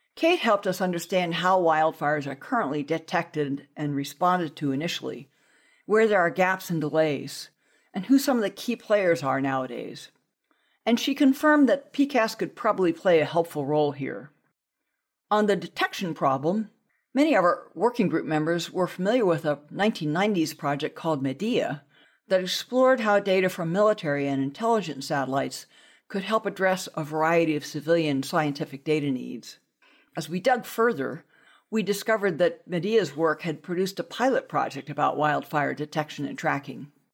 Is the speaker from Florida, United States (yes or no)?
no; Southern California, United States; growing up in Southern California